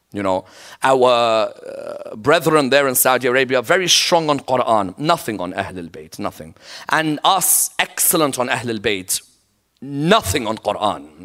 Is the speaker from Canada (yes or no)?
no; Iraq; I'm from Iraq